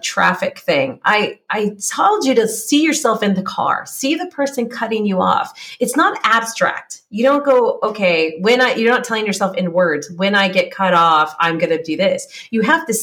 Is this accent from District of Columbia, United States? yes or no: no; California, United States; moved away as an adult; now in Czech Republic; I grew up in California. I live in Czech Republic now.